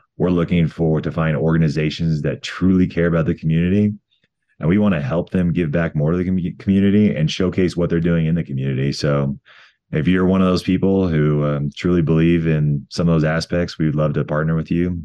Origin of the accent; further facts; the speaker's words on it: Colorado, United States; my home state of Colorado